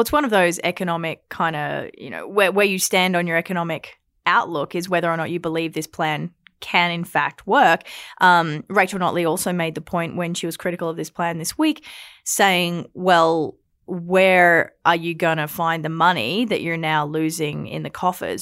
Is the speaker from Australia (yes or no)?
yes; Australia; now in Alberta, Canada; as an Australian